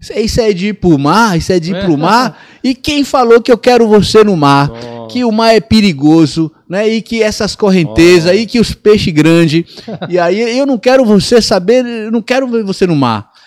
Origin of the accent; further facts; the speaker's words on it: Ilhéus, Bahia, Brazil; now in São Paulo, Brazil; eu nasci em Piauí, no sertão da Bahia. A minha mãe é, foi em busca de uma vida melhor é, comigo e com meu irmão, e a gente foi parar em Olivença ali